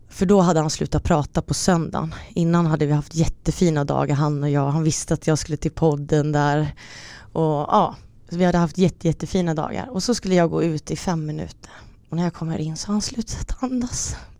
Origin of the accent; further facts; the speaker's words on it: Stockholm, Stockholm County, Sweden; also born or lived in Finland; jag kom från Stockholm till vår lilla finska